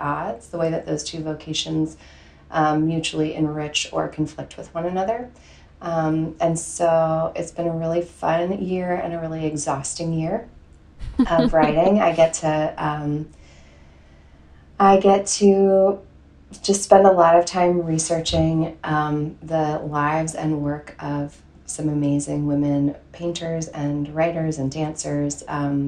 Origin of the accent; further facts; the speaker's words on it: New Jersey, United States; also born or lived in Philadelphia; I live in New Jersey now, and I grew up in New Jersey